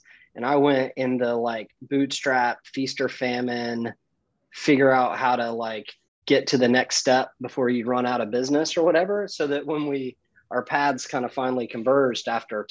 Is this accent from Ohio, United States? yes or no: no; Outer Banks, North Carolina, United States; also born or lived in Greensboro, North Carolina; I grew up on the coast of North Carolina, on the Outer Banks